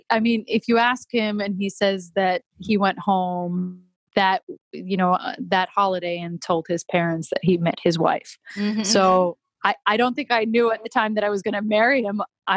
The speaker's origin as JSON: {"language": "English", "country": "Greece", "tie": "born or raised there", "also_born_or_lived": "England", "moved": "as an adult", "lives_now": "New York, United States", "said": "I was born in New York, but I was raised in Greece. So I left when I was very young, and I went to university in England."}